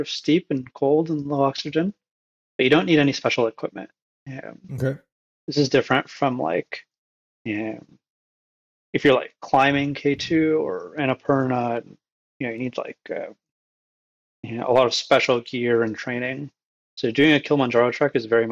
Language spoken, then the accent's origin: English; Canada; born or raised there; also born or lived in Egypt